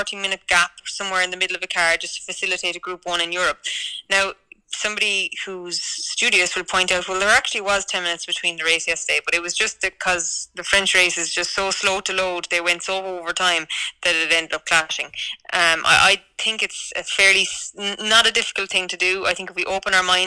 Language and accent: English; Ireland; as an Irish person